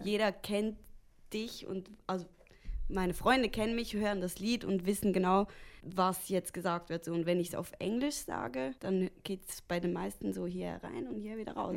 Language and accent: German; Switzerland; wir sind die Schweizer